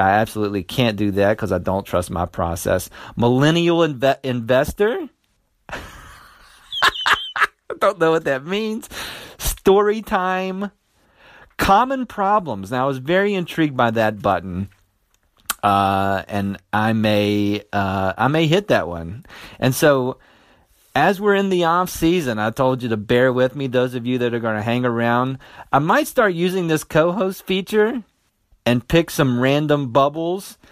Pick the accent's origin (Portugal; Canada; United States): United States; West Virginia; my home state, West Virginia